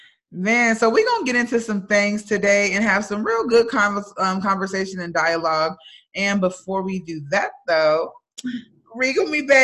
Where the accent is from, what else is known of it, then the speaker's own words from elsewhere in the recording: North Carolina, United States; I'm from North Carolina.